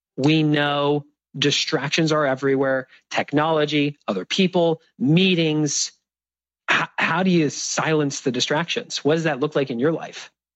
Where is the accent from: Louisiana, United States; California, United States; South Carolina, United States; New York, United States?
California, United States; San Diego; San Diego, my hometown